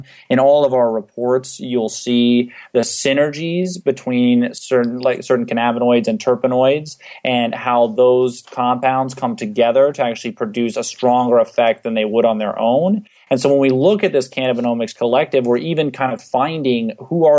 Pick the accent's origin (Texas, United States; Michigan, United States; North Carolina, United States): Texas, United States; San Antonio; moved away as an adult; now in Arizona, United States; I'm originally from San Antonio, Texas. I moved out to Arizona about 3.5 years ago to attend Arizona